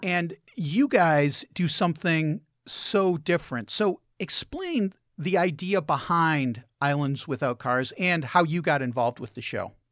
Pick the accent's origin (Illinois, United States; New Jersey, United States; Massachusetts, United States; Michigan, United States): Illinois, United States; Chicago; I grew up in Chicago